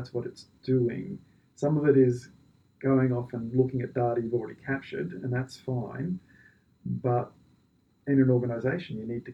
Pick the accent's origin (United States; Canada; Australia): Australia; because I'm Australian.